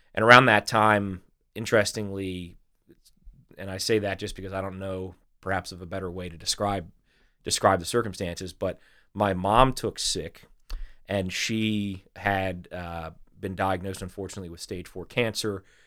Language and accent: English; Delaware, United States; also born or lived in Little Rock, Arkansas; I'm I'm pretty much a Delawarean